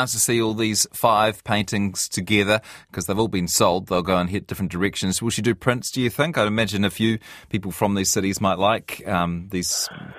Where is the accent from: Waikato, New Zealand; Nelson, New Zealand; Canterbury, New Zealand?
Waikato, New Zealand; Hamilton; great to see some artistic and cultural life in Hamilton, my hometown.